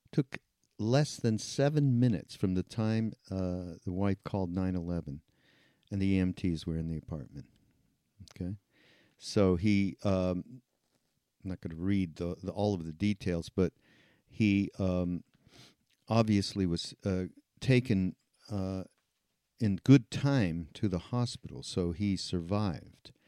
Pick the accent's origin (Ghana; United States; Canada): Canada; I'm from Canada